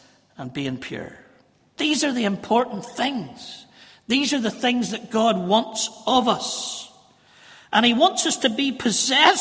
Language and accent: English; Northern Ireland, United Kingdom; we're just Northern Irish